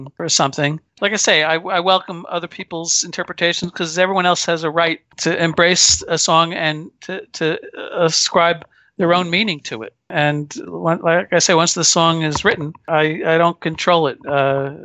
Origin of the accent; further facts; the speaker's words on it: Paramus, New Jersey, United States; I grew up in Paramus, New Jersey